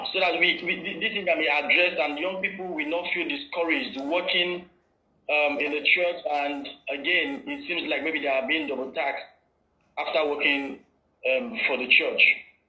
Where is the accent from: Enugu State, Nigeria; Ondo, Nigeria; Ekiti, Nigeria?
Enugu State, Nigeria; Enugu; now in Lagos, Nigeria; I now go back to my hometown in Enugu